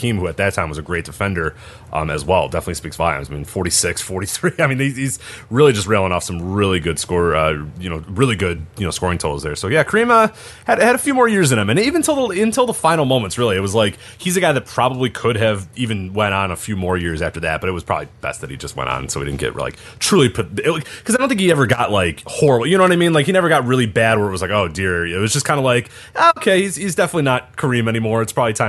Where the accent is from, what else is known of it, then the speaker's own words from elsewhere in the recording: Chicago, Illinois, United States; We're all from Chicago